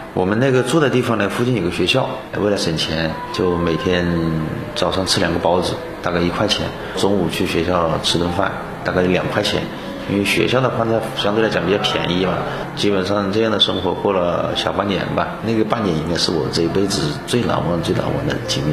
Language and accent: Chinese; Hengyang, Hunan, China; 我出生于湖南衡阳，也算是我们本省人。我的家乡呢是一个与有色金属之乡，我的小学啊、初中啊都是在农村长大